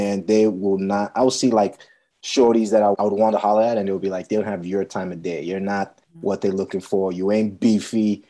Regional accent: Nigeria; I'm Nigerian

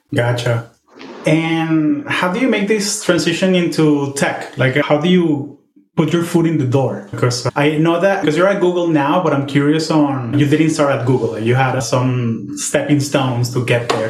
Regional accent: Venezuela; we're both Venezuelan

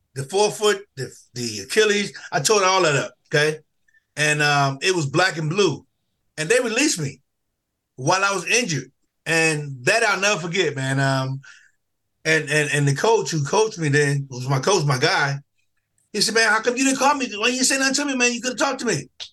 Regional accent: Newark, New Jersey, United States; I grew up in Newark

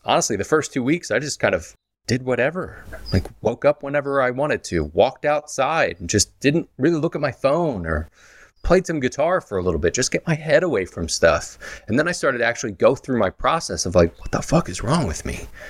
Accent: Philadelphia, Pennsylvania, United States

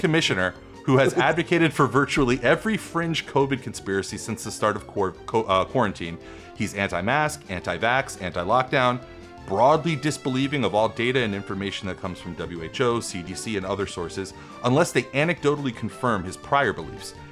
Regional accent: Smithtown, New York, United States; was born and raised in my hometown, Smithtown, New York

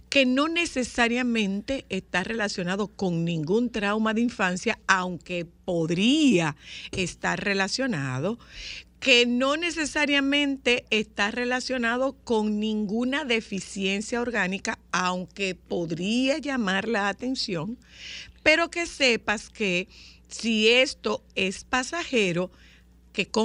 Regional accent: Nagua, María Trinidad Sánchez, Dominican Republic; soy de Nagua

